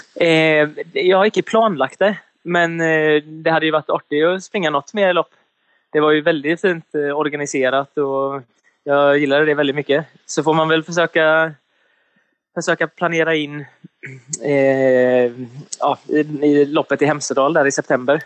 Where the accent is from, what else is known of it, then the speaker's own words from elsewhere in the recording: Sweden; now in Gothenburg, Sweden; jag kommer ifrån en liten, liten by på bara ja, vad kan det vara, 7000 invånare eller någonting. Och sen så har jag ju flyttat härifrån och flyttat till Göteborg